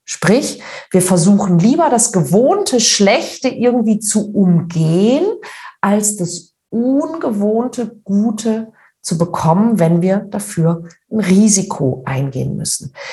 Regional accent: Northern Germany, Germany; wie man bei uns in Norddeutschen sagt

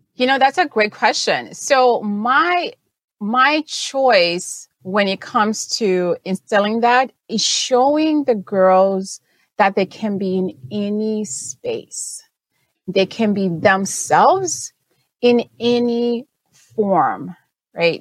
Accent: Zimbabwe; first language Shona; English is a second language; moved away; I was born and raised in Zimbabwe

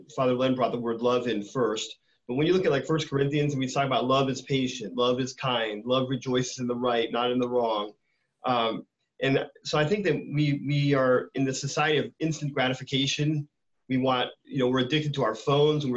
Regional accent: West Coast, United States; now in Tampa, United States; I grew up on the West Coast

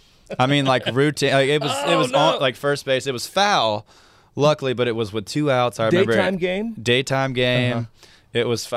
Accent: Hattiesburg, Mississippi, United States; Hattiesburg, Mississippi.

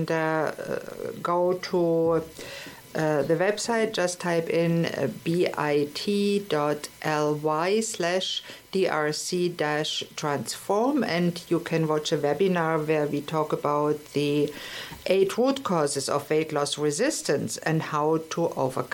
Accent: Germany; moved away; We didn't have it in Germany

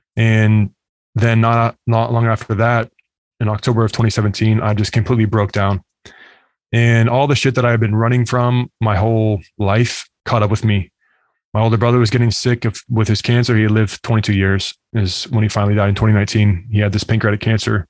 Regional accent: United States; also born or lived in Arizona; now in Lakeland, Florida, United States; growing up in the United States

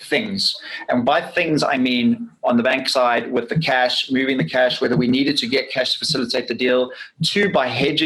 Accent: South Africa; I'm from South Africa

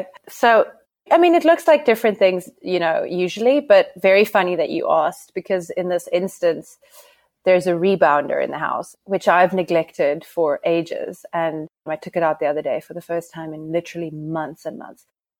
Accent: Namibia; accent: South African; I'm Namibian. I'm Namibian, but I have what you would call a South African accent, because I don't think you know many people from Namibia.

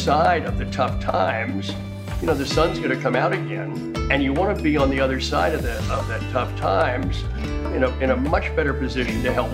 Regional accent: Wilmington, Delaware, United States; moved away as an adult; I grew up in Wilmington, Delaware

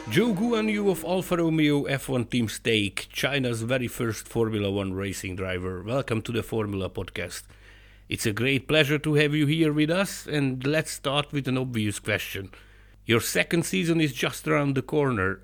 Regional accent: Hungary; I'm from Hungary

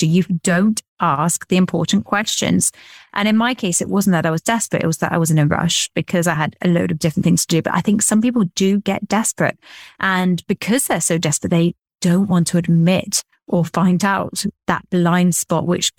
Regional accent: England, United Kingdom; I'm quite English

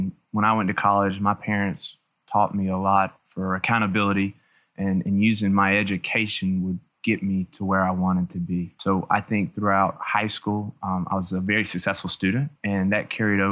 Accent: Buena Vista, Georgia, United States; I grew up in Southwest Georgia in a little town called Buena Vista, right outside of Columbus

